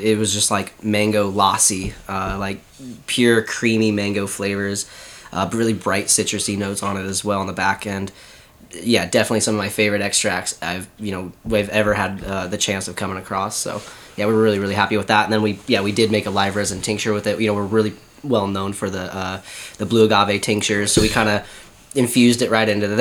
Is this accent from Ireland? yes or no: no; California, United States; I'm from California.